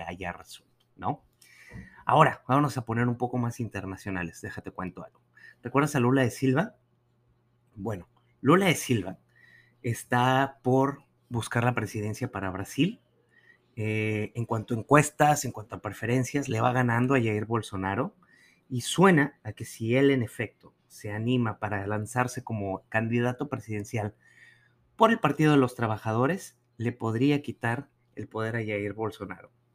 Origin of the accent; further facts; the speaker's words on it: Nuevo León, Mexico; moved away; como decimos allá en el norte